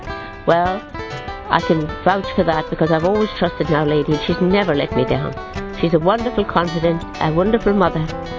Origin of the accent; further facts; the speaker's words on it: Ireland; I come from Ireland, and I've always had a great devotion to Our Lady